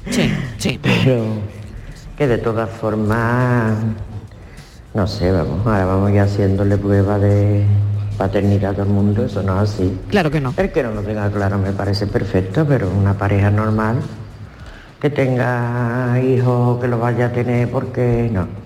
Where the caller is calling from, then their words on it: Seville, Andalusia, Spain; Buenas tardes, Mariló. ¿Qué tal? Y equipo